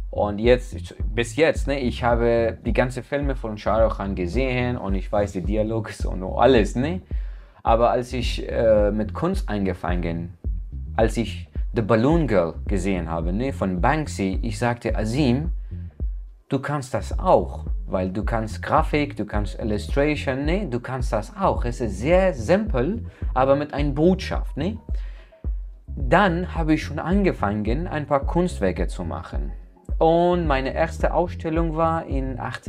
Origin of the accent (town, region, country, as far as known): Afghanistan; German is a second language; now in Germany